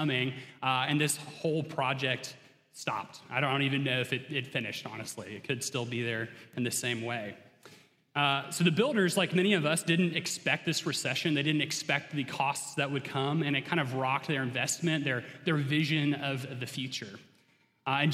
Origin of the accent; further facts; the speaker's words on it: suburb of Atlanta, Georgia, United States; accent: southern; moved away; I have a bit of a southern accent. Especially comes out if I really try and slow down and pronounce my words. And that's because I grew up in Georgia, right outside of Atlanta in a little suburb there